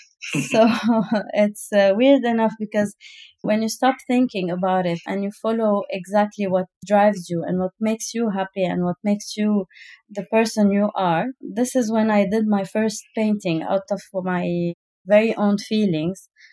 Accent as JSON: {"language": "English", "country": "Lebanon", "moved": "yes", "lives_now": "United Arab Emirates", "said": "I come from Lebanon"}